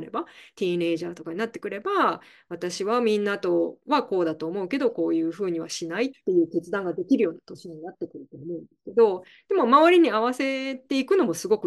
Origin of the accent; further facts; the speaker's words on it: Canada; also born or lived in Scotland; スコットランド生まれで、えっ、ー、と、はい。まあでも、ちっちゃな時に、ちっちゃい時にカナダに来てるので、